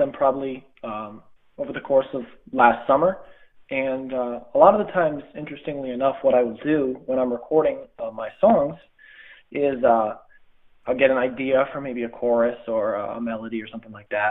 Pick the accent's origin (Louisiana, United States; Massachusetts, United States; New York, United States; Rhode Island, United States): New York, United States; Schuylerville; I grew up in Schuylerville